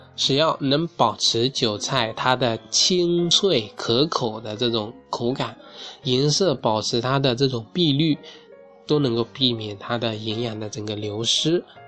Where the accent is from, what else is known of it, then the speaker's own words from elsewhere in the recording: southern China, China; 我作为一个南方人